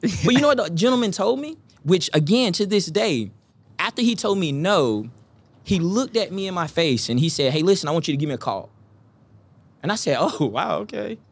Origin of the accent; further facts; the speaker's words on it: Eastern North Carolina, United States; I'm from Eastern North Carolina